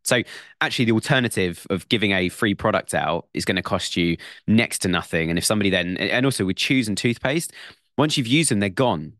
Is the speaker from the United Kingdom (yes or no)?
yes; United Kingdom; It's part of being British and it's in our blood.